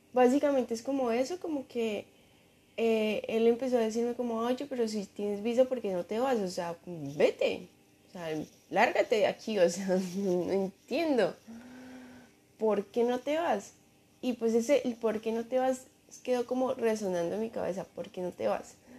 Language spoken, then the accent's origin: Spanish; Colombia; moved away; no quería irme de, o sea, Colombia a Estados Unidos